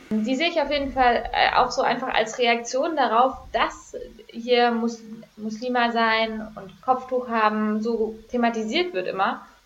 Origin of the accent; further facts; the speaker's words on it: Germany; weil ich bin ja in Deutschland groß geworden